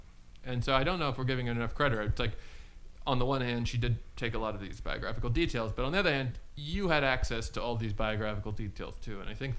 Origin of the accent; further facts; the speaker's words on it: Ireland; I'm Irish, okay?